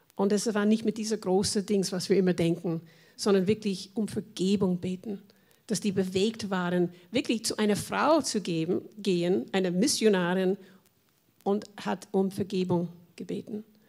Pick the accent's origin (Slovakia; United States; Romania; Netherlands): United States; German is a second language; now in Vienna, Austria; ich komme aus Amerika